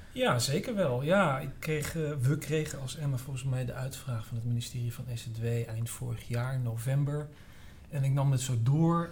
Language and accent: Dutch; Amsterdam, North Holland, Netherlands; ik kom uit Amsterdam Noord